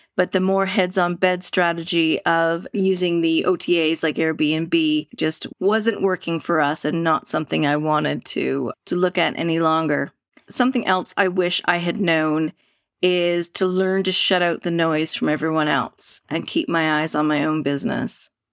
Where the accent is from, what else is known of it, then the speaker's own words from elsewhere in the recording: Vancouver, British Columbia, Canada; I grew up in Canada, Vancouver, Canada